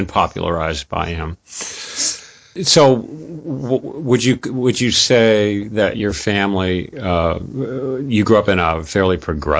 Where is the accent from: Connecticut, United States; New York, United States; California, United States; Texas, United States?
California, United States; I grew up in California